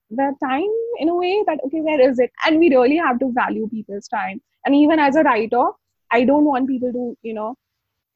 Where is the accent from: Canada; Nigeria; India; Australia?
India; Mumbai, Maharashtra; I'm from Mumbai